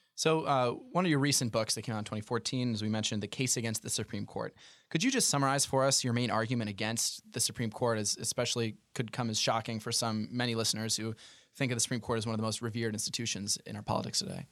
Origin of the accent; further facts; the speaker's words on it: Illinois, United States; my home state of Illinois